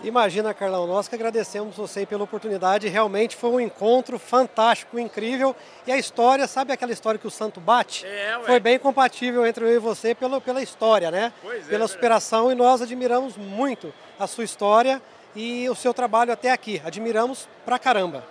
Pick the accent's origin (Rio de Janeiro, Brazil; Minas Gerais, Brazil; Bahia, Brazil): Minas Gerais, Brazil; Três Pontas; eu nasci na roça, né? eu sou cria do sul de Minas, da cidade de Três Pontas